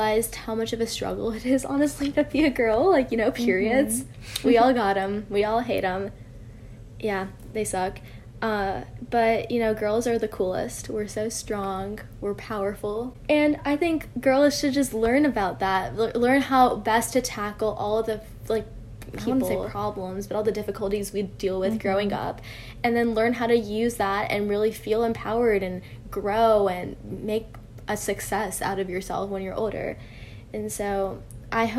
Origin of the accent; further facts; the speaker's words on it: United States; I've always been connected to my culture, but also kind of removed in a way since I have been growing up in the US